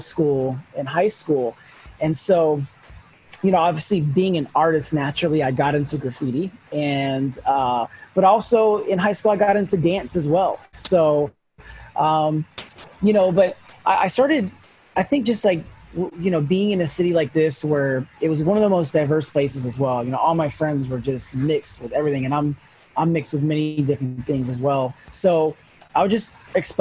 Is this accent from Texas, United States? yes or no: no; Sacramento, California, United States; also born or lived in Los Angeles; So home has always been Sacramento. I grew up here. We moved from L.A.